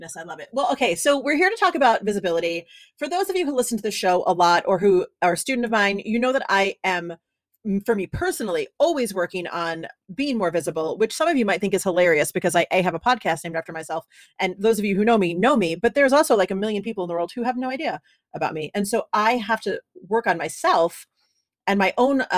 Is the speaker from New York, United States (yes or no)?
yes; New York City, New York, United States; moved away; I miss my hometown